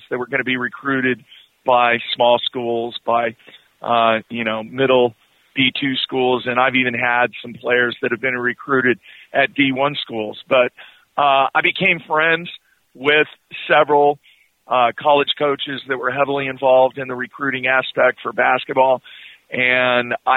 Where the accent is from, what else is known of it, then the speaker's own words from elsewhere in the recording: Southern California, United States; now in Oklahoma City, United States; I grew up in Southern California